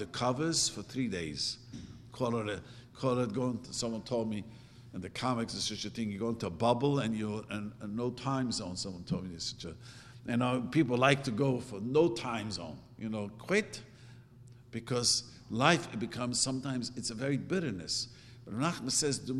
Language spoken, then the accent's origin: English; New York City, New York, United States; English is a second language; moved away as an adult; now in California, United States; I grew up in Williamsburg